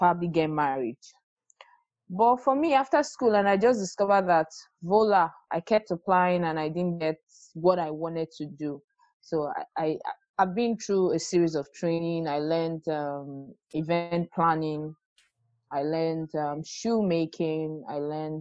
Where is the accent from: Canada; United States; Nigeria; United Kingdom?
Nigeria; Lagos; I grew up in Lagos